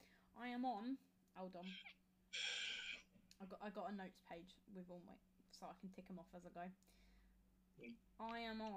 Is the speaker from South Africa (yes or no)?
no; Kent, South East England, United Kingdom; I'm from Kent. I'm a third year law student.